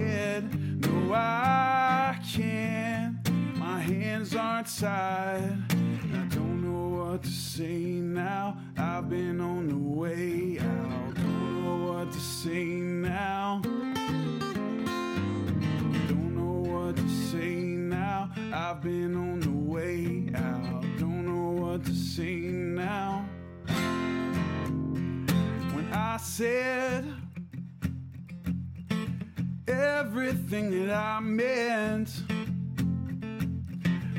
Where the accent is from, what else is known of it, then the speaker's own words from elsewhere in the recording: Huntington, West Virginia, United States; from Huntington, West Virginia